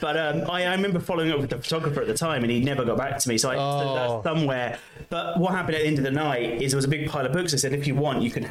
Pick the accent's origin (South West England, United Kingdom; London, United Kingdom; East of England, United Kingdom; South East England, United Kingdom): London, United Kingdom; I'm from London